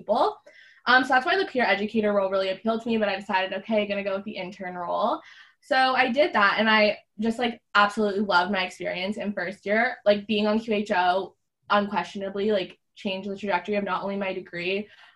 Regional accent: Niagara-on-the-Lake, Ontario, Canada; I'm actually from Niagara-on-the-Lake, Ontario, which is a small town just kind of south of Toronto.

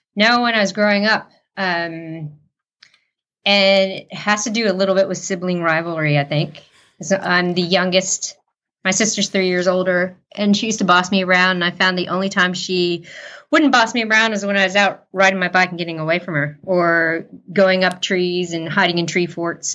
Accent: United States; moved away as an adult; now in New Zealand; I am American

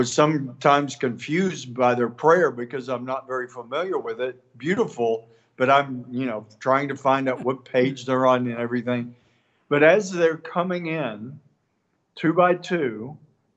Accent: East Texas, United States; from East Texas

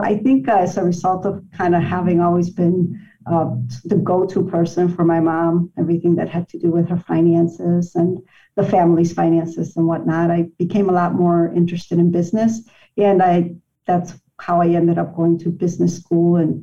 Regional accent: Chicago, Illinois, United States; I consider myself a lifelong Chicagoan. I'm a product of Chicago Public Schools.

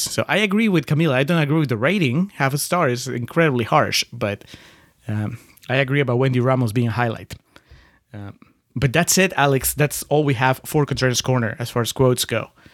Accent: Lima, Peru; moved away; in Lima, where I grew up

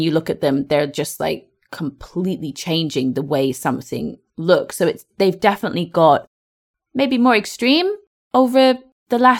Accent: France; English is a second language; I'm from France and I want to say a big thank you. I improve my English with you every day.

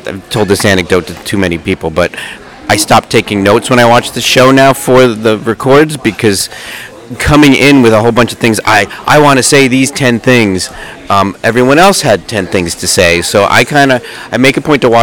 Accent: New Jersey, United States; I grew up in New Jersey in the 80s-ish, around there

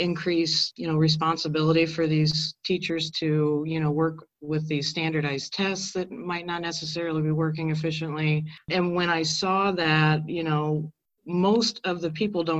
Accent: Carmel, Indiana, United States; I'm from the district. I grew up here in Carmel, went to Carmel High School

